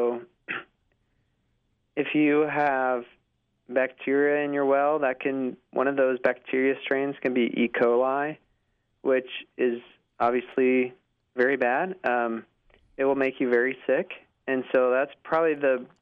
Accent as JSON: {"language": "English", "region": "Utah", "country": "United States", "tie": "born or raised there", "also_born_or_lived": "Charlottesville, Virginia", "moved": "as an adult", "lives_now": "Oklahoma, United States", "said": "I grew up in Utah"}